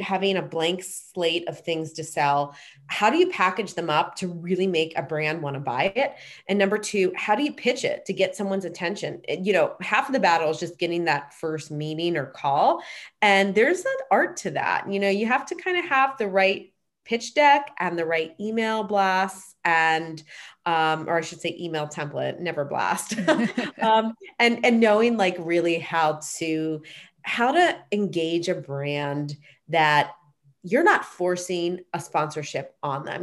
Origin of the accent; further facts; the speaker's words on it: Pittsburgh, Pennsylvania, United States; moved away as an adult; also born or lived in Boston / Los Angeles; now in Pittsburgh, United States; I grew up in Pittsburgh and then lived in Boston